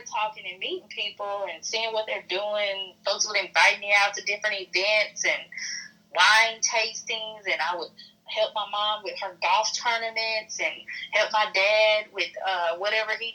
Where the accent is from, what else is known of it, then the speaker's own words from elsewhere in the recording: Illinois, United States; moved away as an adult; now in Jackson, United States; I'm from Illinois